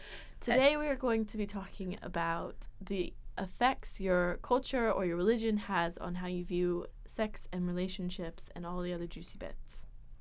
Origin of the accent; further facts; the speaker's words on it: Hawaii, United States; I was raised in Hawaii, so I had that sort of culture around me. And then religion-wise, it was like very loosely Christian because my family kind of just let me believe whatever I wanted to.